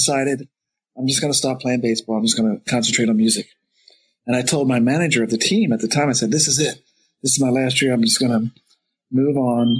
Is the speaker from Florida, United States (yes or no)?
no; outside of Philadelphia, Pennsylvania, United States; also born or lived in Houston; now in New Jersey, United States; I grew up with the Phillies because I grew up outside of Philadelphia.